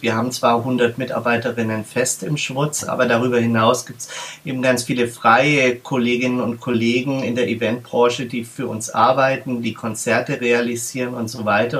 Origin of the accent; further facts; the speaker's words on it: Berlin, Germany; bei uns in Berlin